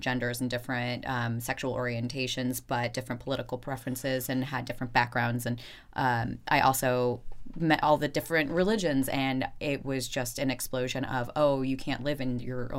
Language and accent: English; Florida, United States; also born or lived in Chicago, Illinois; I was born in Chicago, Illinois, and when I was 3 months old, we moved down to Florida because my grandmother was living down there and was diagnosed with cancer, and it was one of those things where we thought we'd go for a couple months and then never left. Yeah. And so I grew up in a small beach town in Florida